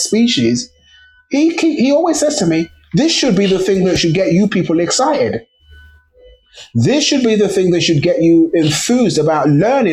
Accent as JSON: {"language": "English", "region": "England", "country": "United Kingdom", "tie": "born or raised there", "also_born_or_lived": "Nigeria", "said": "I was born in England, so obviously that kind of precociousness that you get from being raised in England"}